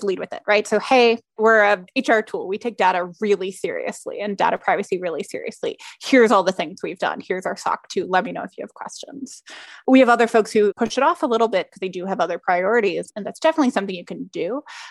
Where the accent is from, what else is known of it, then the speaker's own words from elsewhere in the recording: United States; as an American